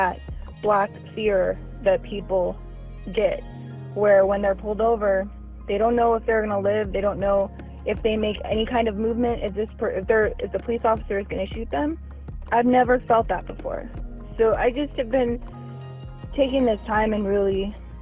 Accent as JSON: {"language": "English", "town": "Las Vegas", "region": "Nevada", "country": "United States", "tie": "born or raised there", "also_born_or_lived": "upstate New York", "moved": "yes", "lives_now": "Southern California, United States", "said": "I was born in upstate New York, but I grew up in Las Vegas, Nevada. Currently, I live in Southern California."}